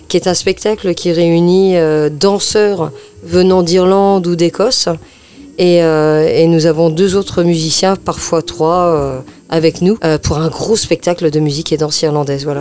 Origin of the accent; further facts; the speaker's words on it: France; qu'on est des Français